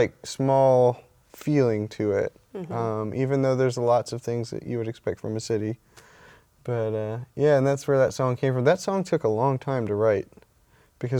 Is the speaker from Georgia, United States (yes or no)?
yes; Savannah, Georgia, United States; we are from Savannah, Georgia